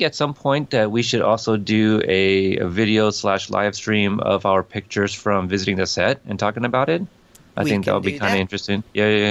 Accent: Corpus Christi, Texas, United States; accent: Texas; I am the son of immigrants, for sure. I am American-born. Texas? Shout out, Corpus Christi

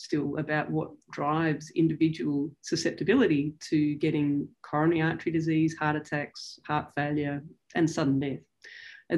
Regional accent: Sydney, New South Wales, Australia; I grew up here in Sydney

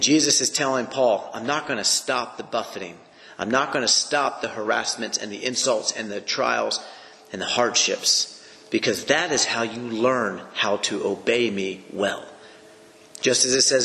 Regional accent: United States; as an American citizen, I could say that I am a citizen of the American nation

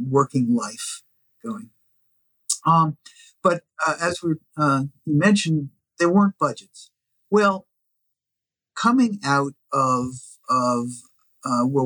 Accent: Washington, District of Columbia, United States; I grew up in Washington, D.C.

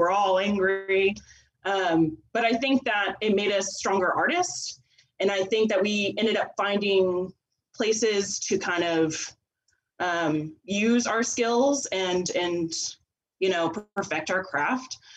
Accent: Sealy, Texas, United States; I'm from Sealy, Texas. I'm a I'm a coach's kid, so we moved around a whole lot. But for the majority of my my grade school, I, I was in Sealy

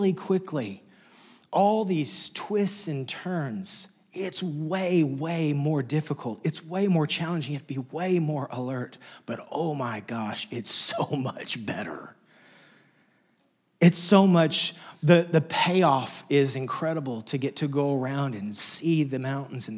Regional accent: Lubbock, Texas, United States; moved away; I grew up in Wessex. In fact, just a few weeks ago, got a chance to go back to my hometown, Lubbock, Texas

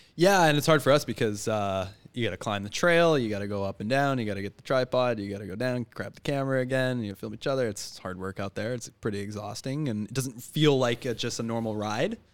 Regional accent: Richmond, British Columbia, Canada; Born and raised in Richmond, where it was, uh, not so perfect.

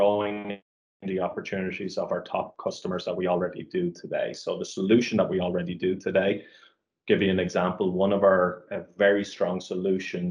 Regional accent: Ireland; also born or lived in Dublin, Ireland; I'm Irish and obviously very proud of being Irish.

